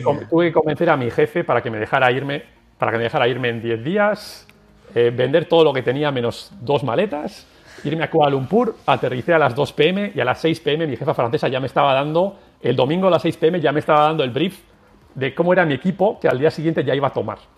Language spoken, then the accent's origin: Spanish; San Sebastián, Basque Country, Spain; moved away as an adult; also born or lived in Sweden / Brussels; Yo soy de Donostia, de San Sebastián.